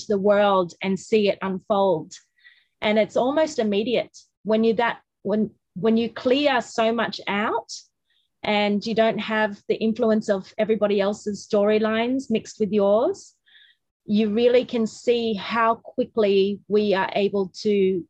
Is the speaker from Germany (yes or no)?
no; Australia; we're Australian